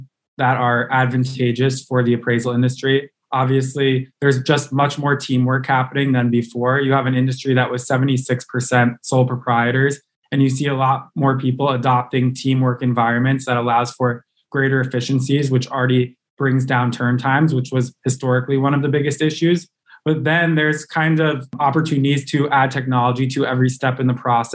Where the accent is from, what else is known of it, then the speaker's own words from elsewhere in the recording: New York area, United States; I was born and raised in the New York area